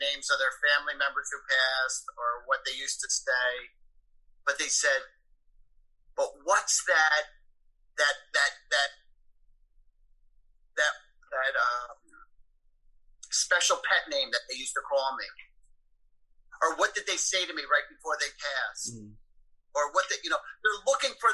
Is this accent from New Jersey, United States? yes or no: yes; Woodbridge, New Jersey, United States; I grew up in Woodbridge, New Jersey.